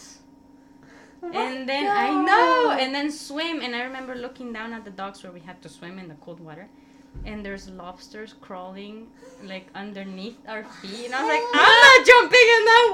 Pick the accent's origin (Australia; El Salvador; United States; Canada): El Salvador; moved away; I'm from El Salvador